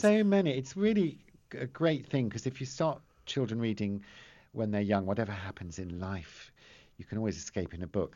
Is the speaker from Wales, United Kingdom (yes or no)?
no; Teddington, London, United Kingdom; I grew up in Teddington in a house just like the Bolds